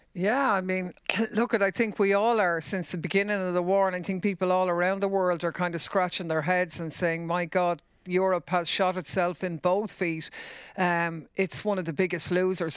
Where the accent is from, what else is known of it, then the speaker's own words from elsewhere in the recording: Ireland; for us as Irish people